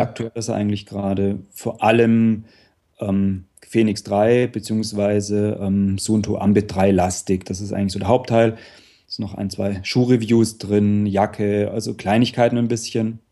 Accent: Upper Swabia, Baden-Württemberg, Germany; Ich komme aus der Gegend vom Bodensee, im Prinzip leider nicht direkt am See, aber so äh, Oberschwaben, das heißt dann im Prinzip so 20 Kilometer nördlich vom, nördlich vom See

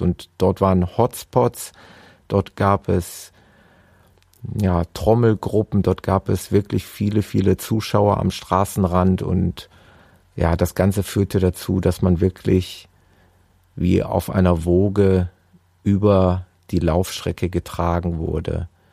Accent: Gelsenkirchen, North Rhine-Westphalia, Germany; in meiner Heimatstadt Gelsenkirchen

